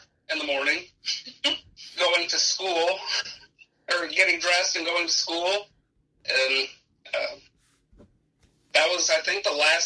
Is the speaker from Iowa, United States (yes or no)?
no; Rensselaer, Indiana, United States; now in Goodland, United States; I grew up in Rensselaer, Indiana, with one brother who still lives in Rensselaer.